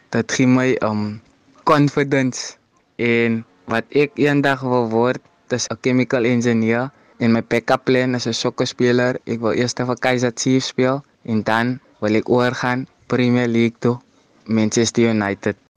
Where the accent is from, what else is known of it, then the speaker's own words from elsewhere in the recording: Cape Town, Western Cape, South Africa; ek is van Mitchell's Plain East Ridge